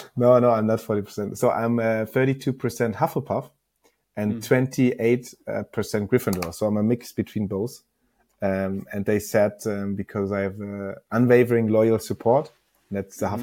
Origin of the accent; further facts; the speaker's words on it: Northern Germany, Germany; I'm coming from a small, small village in northern Germany